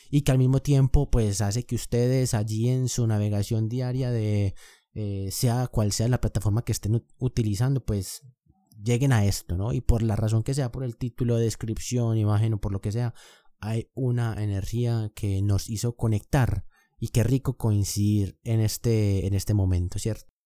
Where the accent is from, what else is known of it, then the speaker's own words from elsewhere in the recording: Colombia; yo soy de Colombia, vivo actualmente en Medellín, tengo 24 años